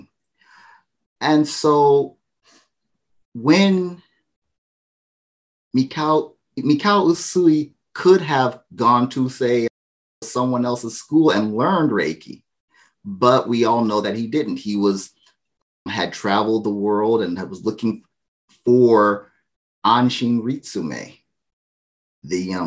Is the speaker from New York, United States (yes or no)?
no; Arizona, United States; moved away as an adult; now in Japan; I'm from Arizona in the USA. That's where I'm originally. That's my birthplace